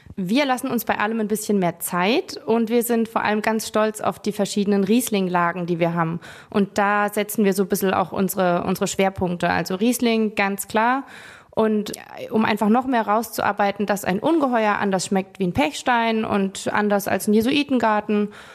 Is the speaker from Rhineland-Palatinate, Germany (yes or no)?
yes; Rhineland-Palatinate, Germany; hier bei uns in der Pfalz